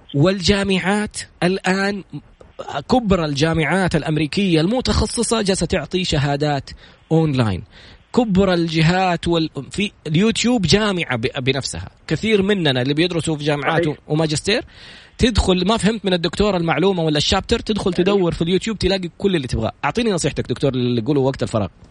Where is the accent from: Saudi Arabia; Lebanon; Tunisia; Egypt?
Saudi Arabia